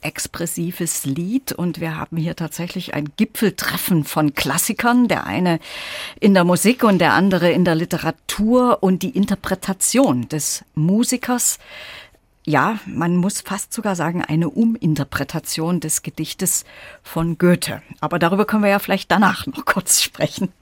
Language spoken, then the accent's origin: German; Gera, Thuringia, Germany; moved away as an adult; also born or lived in Leipzig; now in Weimar, Germany; ich war eben lange Zeit die Leiterin der Kunstsammlung meiner Heimatstadt Gera